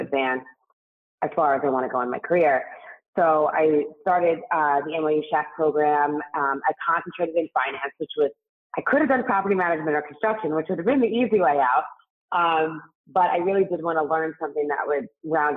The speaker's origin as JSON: {"language": "English", "town": "New York City", "region": "New York", "country": "United States", "tie": "born or raised there", "accent": "New York", "said": "I actually grew up in Staten Island"}